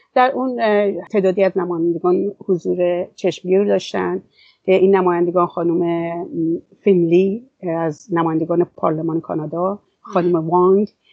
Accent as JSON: {"language": "Persian", "country": "Iran", "said": "وطنم ایران"}